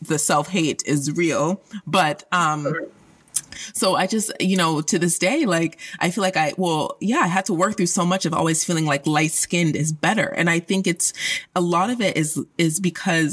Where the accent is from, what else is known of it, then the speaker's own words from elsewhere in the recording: Colorado, United States; I grew up in Colorado, which is an extremely white place